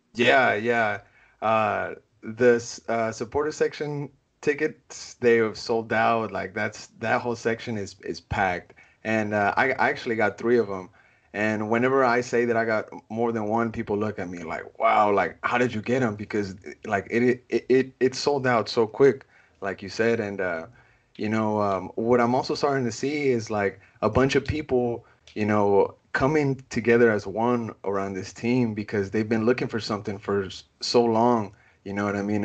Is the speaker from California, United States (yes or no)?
no; Austin, Texas, United States; I'm born and raised in Austin, you know, I've never called anywhere else home